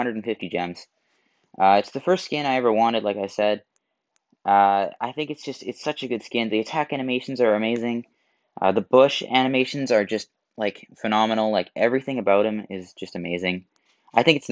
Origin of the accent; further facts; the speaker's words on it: Canada; I'm Canadian